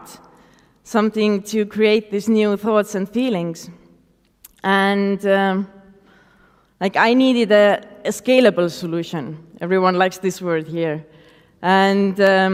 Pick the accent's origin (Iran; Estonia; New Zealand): Estonia; Tartu, Tartu County; I started to invite more artists to my hometown. And that's how Stencibility Street Art Festival was born.